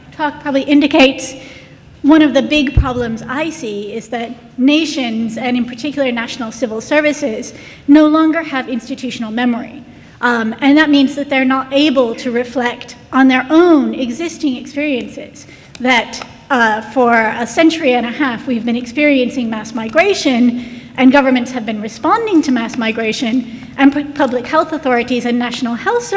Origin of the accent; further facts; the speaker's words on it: United States; moved away as an adult; now in United Kingdom; As an American coming to the UK